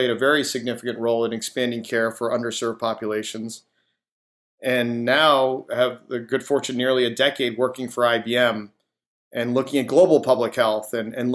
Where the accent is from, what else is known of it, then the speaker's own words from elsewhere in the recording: Seoul, South Korea; now in United States; I was born in Seoul, Korea